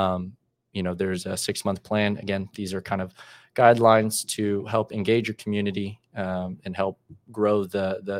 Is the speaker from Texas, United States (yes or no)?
yes; Dallas, Texas, United States; I'm from Dallas, Texas, born and raised, played club ball there for Solar Soccer Club